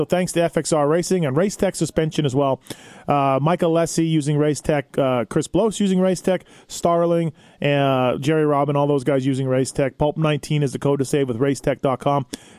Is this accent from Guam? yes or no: no; Canada; I can relate to that, being Canadian.